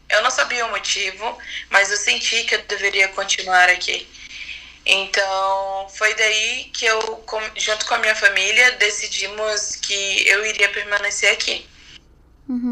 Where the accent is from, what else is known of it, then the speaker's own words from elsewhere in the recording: Manaus, Amazonas, Brazil; moved away as an adult; now in São Paulo, Brazil; eu sou de Manaus, mas atualmente estou morando em São Paulo